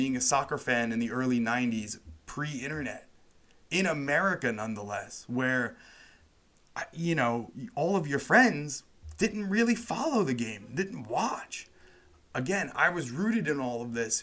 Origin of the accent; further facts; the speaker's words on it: Long Island, New York, United States; where I grew up in Long Island, New York